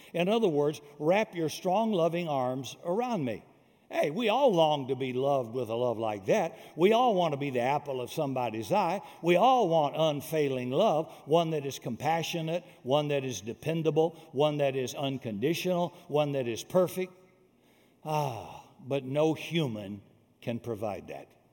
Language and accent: English; South Carolina, United States; I am from South Carolina, deep South, before Martin Luther King, be- before there was uh, uh, freedom and uh, laws against racism and bigotry. So all that stuff went on when I was a kid raised in the South.